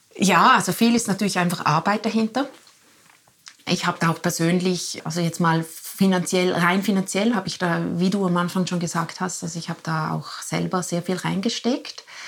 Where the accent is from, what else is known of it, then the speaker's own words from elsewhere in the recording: Liechtenstein; moved away; also born or lived in Zurich; ich bin ja in Liechtenstein, in Liechtenstein aufgewachsen.